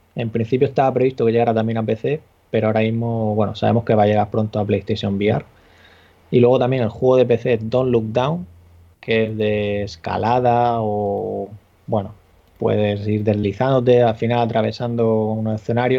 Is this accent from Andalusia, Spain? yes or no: no; Murcia, Region of Murcia, Spain; soy de Murcia